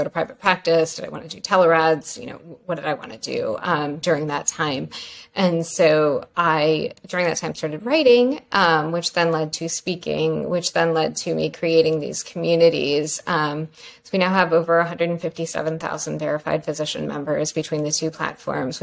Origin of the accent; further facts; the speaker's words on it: Pennsylvania, United States; moved away as an adult; also born or lived in New York / North Carolina; I grew up in Pennsylvania.